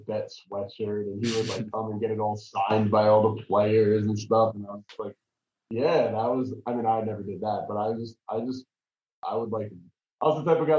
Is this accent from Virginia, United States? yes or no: no; New York, United States; I grew up in New York